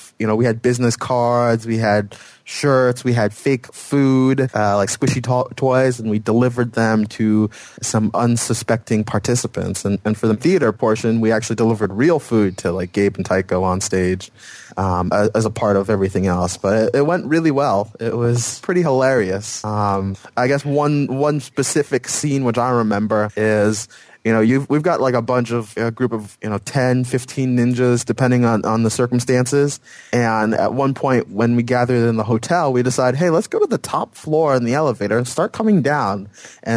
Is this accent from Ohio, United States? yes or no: no; north of Boston, Massachusetts, United States; I'm originally from Massachusetts, north of Boston